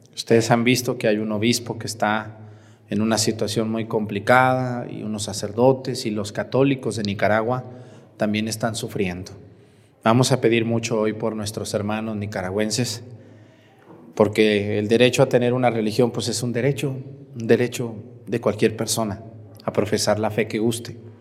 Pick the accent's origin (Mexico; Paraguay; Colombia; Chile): Mexico; Jalisco; moved away; en mi tierra, ahí en la salida, de hecho, ahí en la salida de Zapopan e Isla Huacán del Río